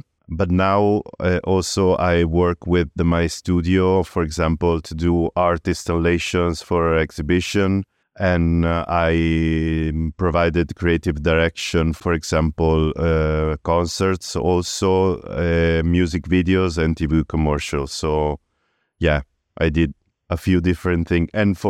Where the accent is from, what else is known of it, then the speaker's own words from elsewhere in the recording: Padua, Veneto, Italy; moved away; Yes, I was born in Padua.